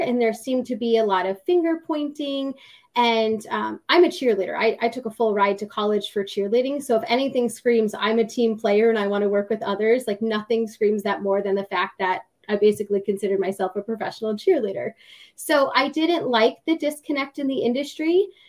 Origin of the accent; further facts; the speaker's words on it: New England, United States; But I grew up in New England, totally not from the South.